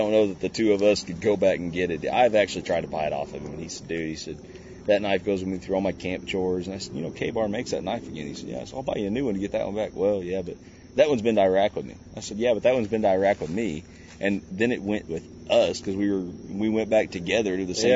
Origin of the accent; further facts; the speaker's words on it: Indiana, United States; I'm from Indiana, pretty close to Louisville, Kentucky